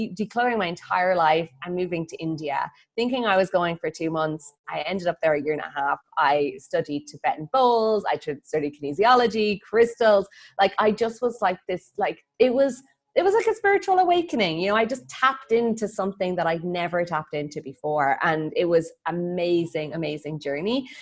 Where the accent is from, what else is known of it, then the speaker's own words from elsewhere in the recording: Ireland; moved away as an adult; also born or lived in Bali; I'm Irish.